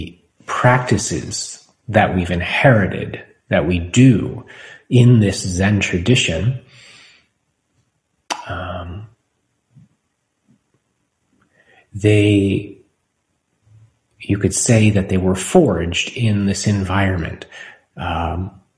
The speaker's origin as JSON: {"language": "English", "country": "United States", "said": "for us as American citizens"}